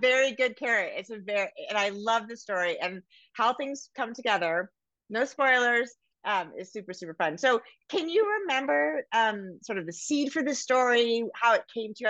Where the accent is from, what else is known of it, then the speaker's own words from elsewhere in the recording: Northern California, United States; I grew up in Northern California